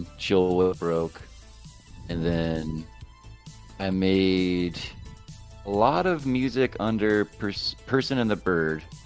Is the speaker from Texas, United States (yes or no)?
no; Florence, South Carolina, United States; the family home I grew up in in Florence, South Carolina, was foreclosed on